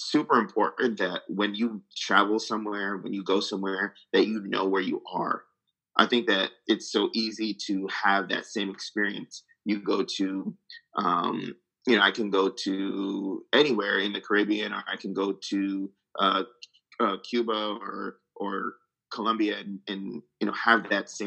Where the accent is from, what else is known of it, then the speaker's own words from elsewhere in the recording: Greece; yeah, we're, we're all Greek and we're all from Imos